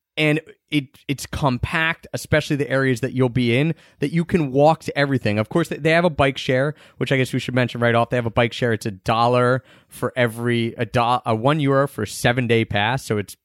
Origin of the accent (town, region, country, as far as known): Philadelphia, Pennsylvania, United States